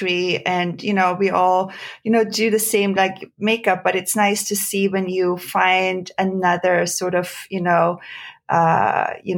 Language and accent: English; small town near Kitzbühel, Tyrol, Austria; English is a second language; moved away as an adult; also born or lived in Frankfurt, Germany; now in Los Angeles, United States; I grew up in a very sort of small town in Austria, in a ski region, like close to Kitzbühel